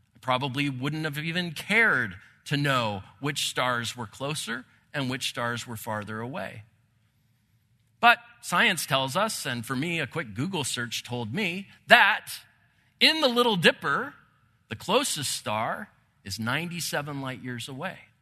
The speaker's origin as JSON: {"language": "English", "town": "Santa Clarita", "region": "California", "country": "United States", "tie": "born or raised there", "said": "I grew up In Santa Clarita, not too far from Los Angeles"}